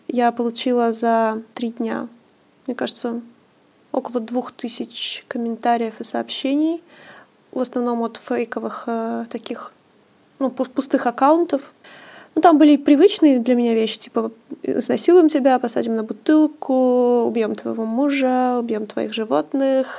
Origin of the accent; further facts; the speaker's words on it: Omsk, Omsk Oblast, Russia; Я просто тоже из Омска